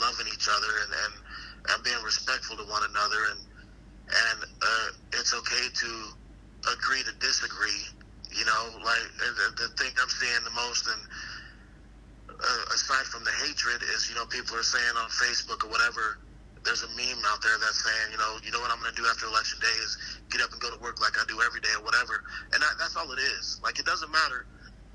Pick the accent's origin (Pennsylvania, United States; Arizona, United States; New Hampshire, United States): Arizona, United States; I'm born and raised in Arizona